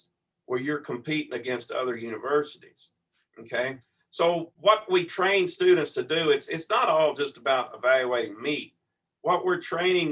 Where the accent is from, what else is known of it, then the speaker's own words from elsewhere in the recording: Ferris, Texas, United States; Growing up in Ferris